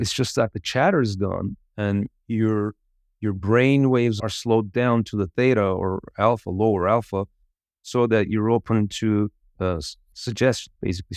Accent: Izmir, Turkey; I was raised in Izmir

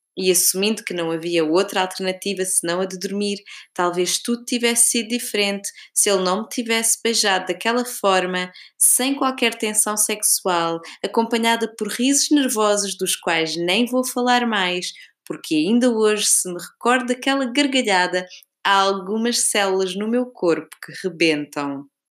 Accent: Portugal; moved away; pergunta-me de onde sou e quando digo Portugal

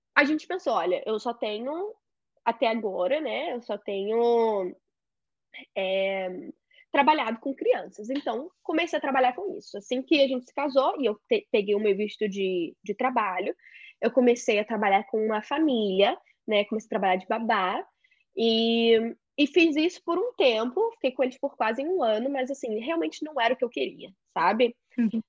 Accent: Rio de Janeiro, Brazil; moved away as an adult; now in United States; sou carioca, moro nos Estados Unidos

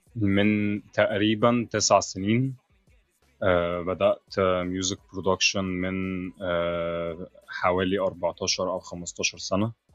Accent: Egypt; هنا عندنا في مصر بيتطور

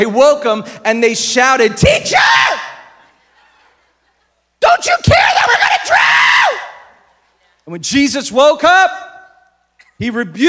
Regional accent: Philippines; I grew up in the Philippines. But here's one of the things that I learned about growing up in the Philippines.

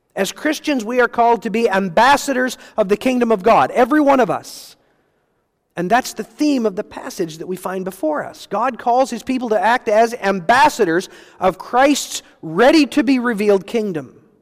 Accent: United States; recognized as Americans. We experienced it, our family

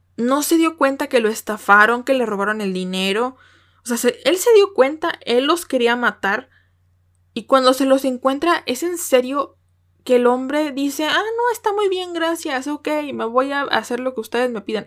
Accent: Mexico; como buena mexicana

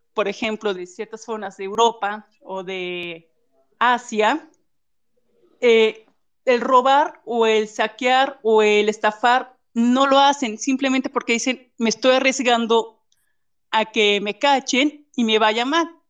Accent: Guanajuato, Mexico; nosotros somos aquí ya de Guanajuato

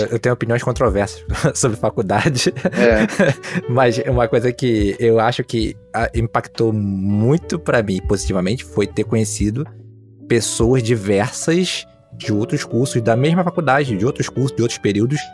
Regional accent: Rio de Janeiro, Brazil; sou do Rio, sou do Rio

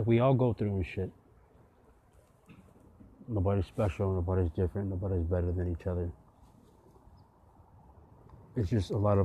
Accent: San Jose, California, United States; growing up in the West Coast here in San Jose

